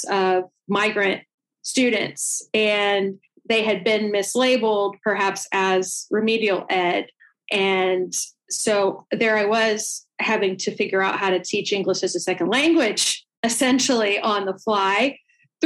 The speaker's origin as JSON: {"language": "English", "town": "Atlanta", "region": "Georgia", "country": "United States", "said": "I'm from Atlanta"}